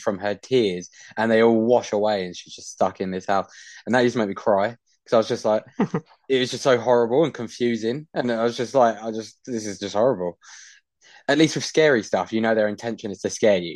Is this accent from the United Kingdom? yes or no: yes; United Kingdom; I'm a Brit